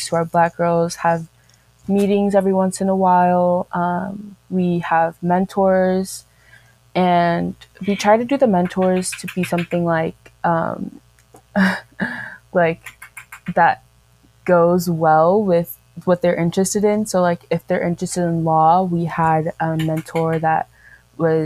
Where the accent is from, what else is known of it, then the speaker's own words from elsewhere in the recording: San Diego, California, United States; I'm from San Diego, California.